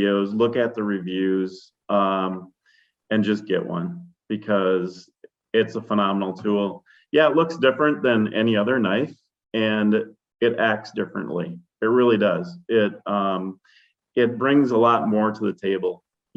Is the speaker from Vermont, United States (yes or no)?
no; Wisconsin, United States; I'm from Wisconsin